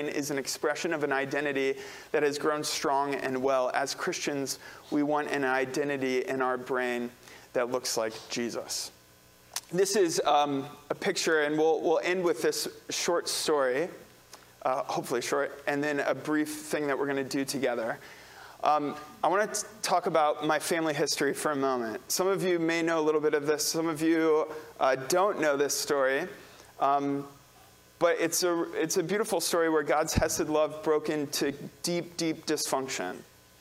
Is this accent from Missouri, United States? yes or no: yes; St. Louis, Missouri, United States; I'm from St. Louis